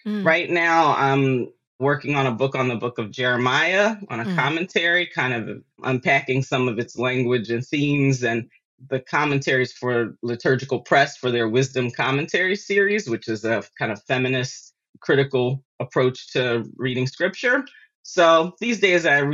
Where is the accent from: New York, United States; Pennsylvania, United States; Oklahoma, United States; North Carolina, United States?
Pennsylvania, United States; Philadelphia; moved away; I grew up in Philadelphia, in North Philadelphia, and that's where a lot of my family still is